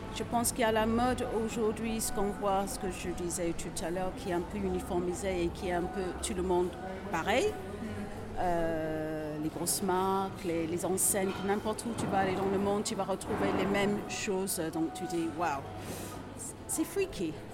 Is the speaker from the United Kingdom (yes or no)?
yes; England, United Kingdom; French is a second language; moved away; je suis anglaise